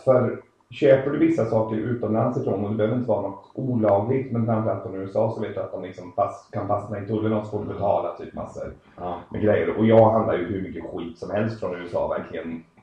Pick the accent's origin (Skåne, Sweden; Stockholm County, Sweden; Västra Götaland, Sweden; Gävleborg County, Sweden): Västra Götaland, Sweden; Uddevalla; also born or lived in Belgium / Netherlands / England; now in Uddevalla, Sweden; jag är ursprungligen från Uddevalla, har bott utomlands jäkligt länge och kommit tillbaka hem nu